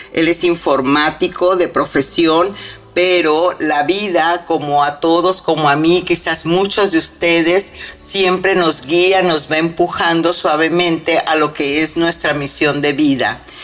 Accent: Mexico; soy mexicana

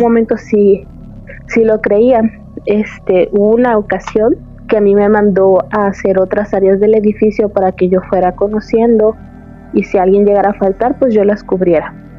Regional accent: Veracruz, Mexico; moved away as an adult; now in Austin, United States; De México, del puerto de Veracruz

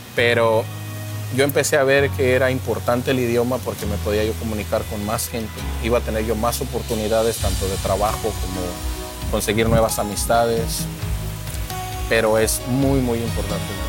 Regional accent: Morelia, Michoacán, Mexico; moved away as an adult; now in United States; yo vengo de la ciudad de Morelia, Michoacán, de México

